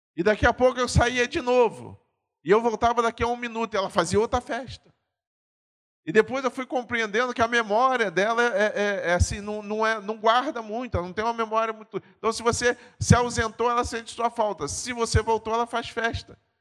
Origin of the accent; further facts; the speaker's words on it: Pernambuco, Brazil; moved away; eu sou pernambucano